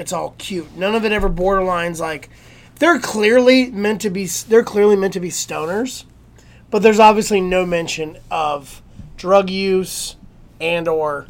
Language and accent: English; Florida, United States; I grew up in Florida